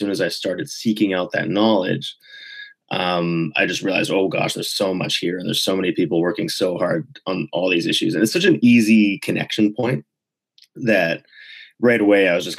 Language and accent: English; Vancouver, British Columbia, Canada; also born or lived in Quebec; I grew up in Vancouver in British Columbia, but I traveled a lot as a kid. My parents moved around really a lot.